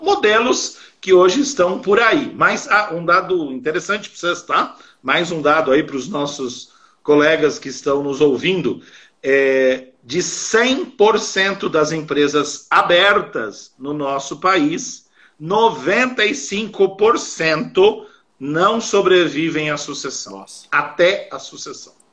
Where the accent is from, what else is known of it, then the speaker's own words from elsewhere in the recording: São Paulo, Brazil; eu sou de São Paulo